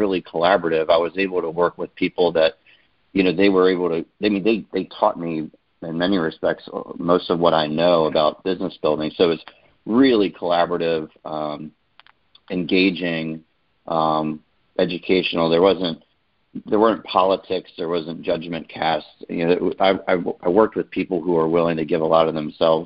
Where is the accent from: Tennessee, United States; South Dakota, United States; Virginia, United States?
Virginia, United States; Glen Allen; I grew up in Glen Allen, Virginia, so a suburb outside of Richmond